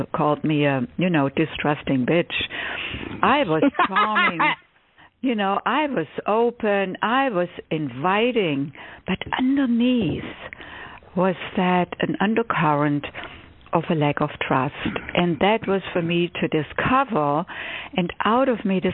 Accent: Stuttgart, Baden-Württemberg, Germany; English is a second language; moved away as an adult; also born or lived in Cambridge, Massachusetts; now in United States; I was born and raised in Germany, in Stuttgart, Germany.

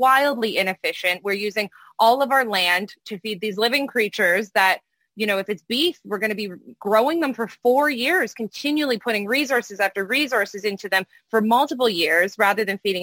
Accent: Canada; now in United States; I'm Canadian originally before I moved to the United States

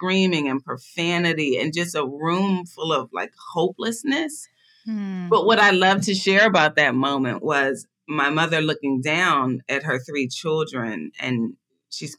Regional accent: Philadelphia, Pennsylvania, United States; I was born and raised in Philadelphia, Pennsylvania, in one of the most impoverished neighborhoods of Philadelphia.

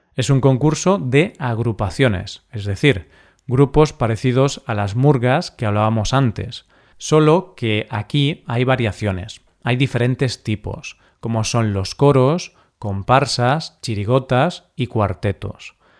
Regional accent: Galicia, Spain; el cocido gallego de mi tierra

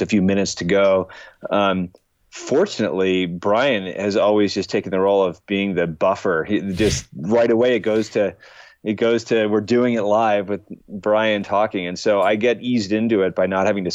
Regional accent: Seattle, Washington, United States; moved away as an adult; I grew up in Seattle. That's where I lived until I was 27 years old

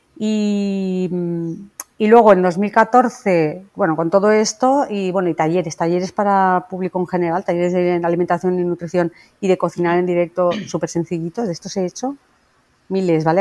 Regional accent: Valencia, Valencian Community, Spain; yo soy una dietista de Valencia

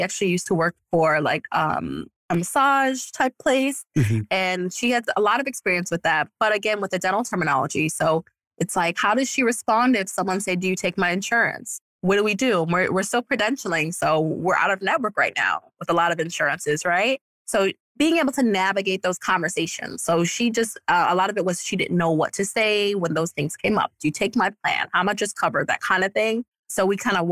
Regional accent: New York, United States; moved away; I'm from New York and I have no family here

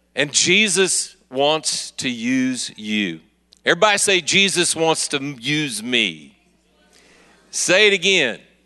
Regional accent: Kansas City, Missouri, United States; I'm from Kansas City, Missouri

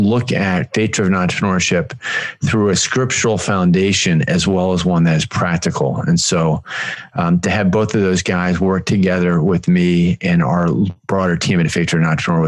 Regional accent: North Carolina, United States; I live in Northern California now, but I came out here from North Carolina.

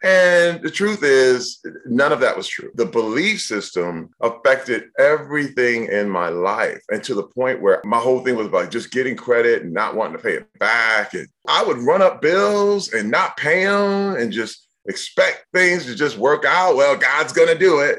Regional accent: Flint, Michigan, United States; I was born in Flint, Michigan.

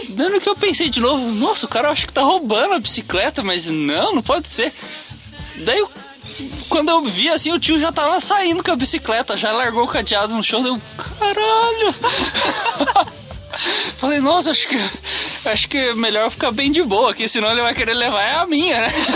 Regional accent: Brazil; Eu sou brasileiro

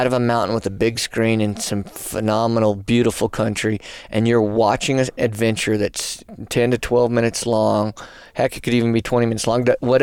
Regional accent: New Mexico, United States; moved away; My home state

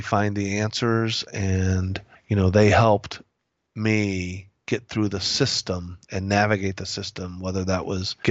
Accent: Indianapolis, Indiana, United States; moved away; also born or lived in Phoenix, Arizona; I'm from Indiana, grew up in Indianapolis

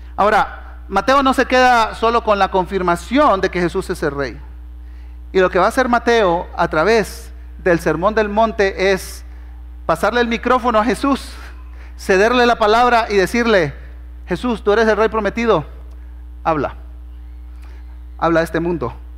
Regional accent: Honduras; moved away as an adult; also born or lived in Guatemala City, Guatemala / Argentina / southern United States; now in Guatemala; Cuando tenía dos años, mis padres, que son hondureños, se movieron para allá y crecí en Honduras, ¿verdad? Entonces por eso hablo así medio raro

